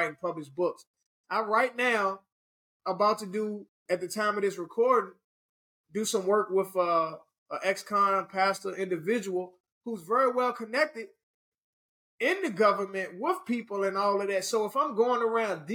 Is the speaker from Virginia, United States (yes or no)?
yes; Richmond, Virginia, United States; moved away